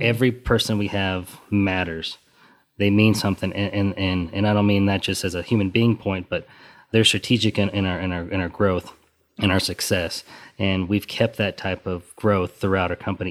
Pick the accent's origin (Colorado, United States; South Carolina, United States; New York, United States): Colorado, United States; Western; now in Texas, United States; where we're from, we're originally from Western Colorado